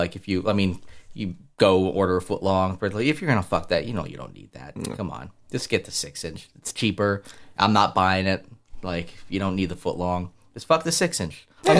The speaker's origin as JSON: {"language": "English", "country": "Australia", "said": "If you did, I'll kick in the fucking face because I'm Australian, you little pussy American."}